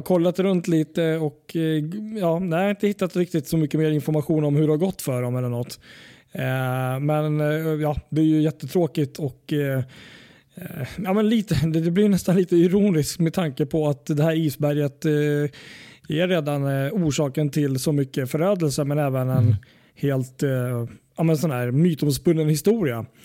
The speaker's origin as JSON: {"language": "Swedish", "country": "Sweden", "said": "Vi är svenskar"}